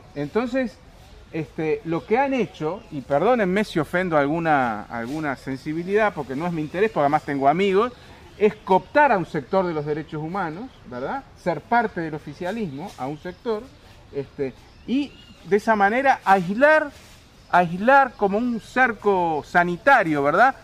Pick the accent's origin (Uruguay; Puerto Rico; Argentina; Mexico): Uruguay; moved away; yo fui exiliado, soy uruguayo